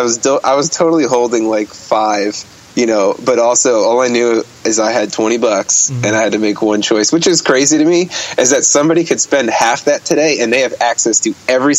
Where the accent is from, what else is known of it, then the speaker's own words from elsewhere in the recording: Bergenfield, New Jersey, United States; born there; I was born in Bergenfield. It's like a blue collar town right outside of New York City, you know, right by the George Washington Bridge.